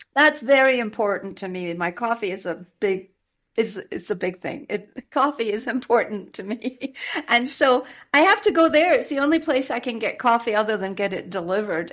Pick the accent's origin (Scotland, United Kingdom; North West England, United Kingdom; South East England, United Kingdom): Scotland, United Kingdom; accent: Scottish; moved away as an adult; also born or lived in London / Cameroon / Dubai / United States; now in Mexico; I am a native Scot. I am from Scotland